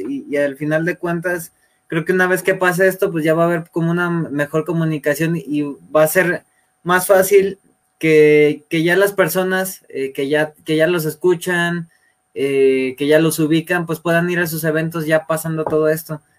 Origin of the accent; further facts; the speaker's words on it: León, Guanajuato, Mexico; Nosotros somos de León, Guanajuato